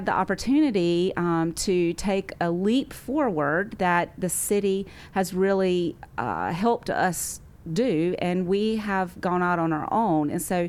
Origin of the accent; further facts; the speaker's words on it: Rock Hill, South Carolina, United States; Yeah, so I grew up in Rock Hill. I was born and raised here. I've gone to Oakland Baptist Church my whole life, and my family has been here since 1978, I believe.